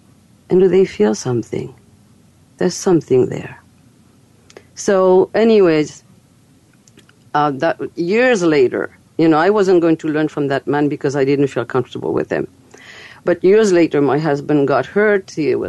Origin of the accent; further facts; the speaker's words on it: Fairfield, Iowa, United States; to teach a healing technique called Kolaimni in my hometown, Fairfield, Iowa.